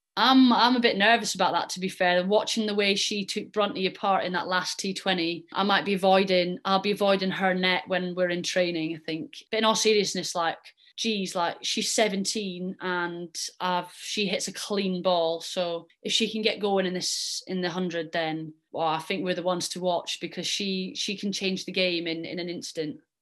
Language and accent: English; Scotland, United Kingdom; I'm Scottish and I represent Scotland